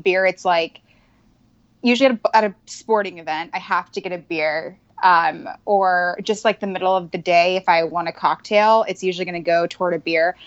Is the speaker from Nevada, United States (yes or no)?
yes; Reno, Nevada, United States; now in California, United States; I'm from Reno